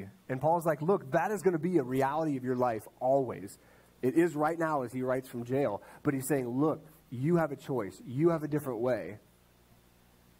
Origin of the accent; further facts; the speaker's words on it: Ohio, United States; I grew up in Ohio with him